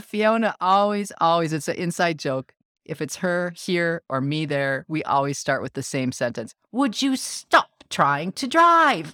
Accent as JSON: {"language": "English", "country": "United States", "said": "I'm the American"}